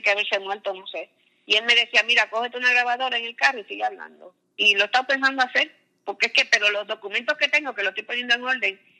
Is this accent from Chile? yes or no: no; Caguas, Puerto Rico; born there; Eh, yo nací en Caguas, ella vivía cerquita de la plaza